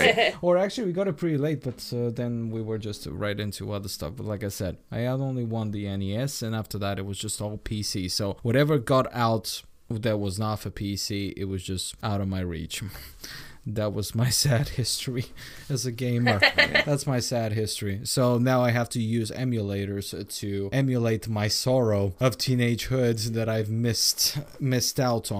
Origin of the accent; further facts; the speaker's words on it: Bulgaria; first language Bulgarian; English is a second language; moved away; also born or lived in Sweden; I'm Bulgarian by nationality. Okay. So Bulgarian is my mother language. English is my pseudo second mother language.